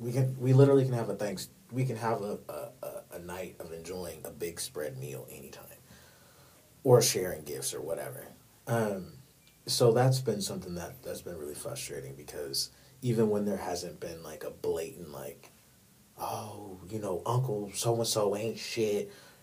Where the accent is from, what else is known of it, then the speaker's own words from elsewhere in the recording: New York, United States; They live in New York. I'm from New York, by the way, y'all. What's up, East Coast?